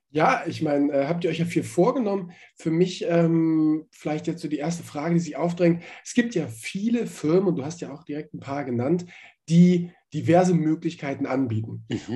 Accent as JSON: {"language": "German", "region": "Hamburg", "country": "Germany", "tie": "born or raised there", "said": "ich bin in Hamburg aufgewachsen"}